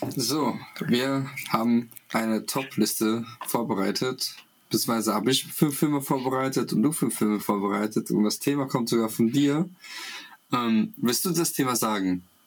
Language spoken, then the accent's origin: German; Russia; moved away; als Kind in Russland